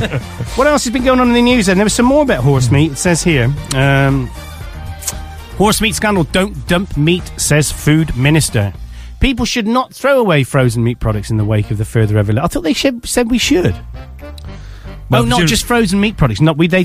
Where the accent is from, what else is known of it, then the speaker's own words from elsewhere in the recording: Gloucester, South West England, United Kingdom; We're from Gloucester.